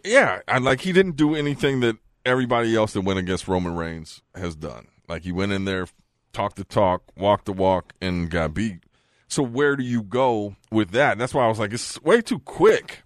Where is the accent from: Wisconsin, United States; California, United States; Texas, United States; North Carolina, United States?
California, United States; Bay Area; I'm from the Yay Area